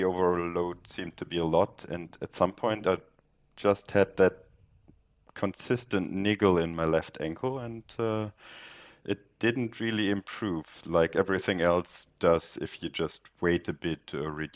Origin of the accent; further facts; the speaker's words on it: Northern Germany, Germany; now in Munich, Germany; originally from the north of Germany, but now living in Munich.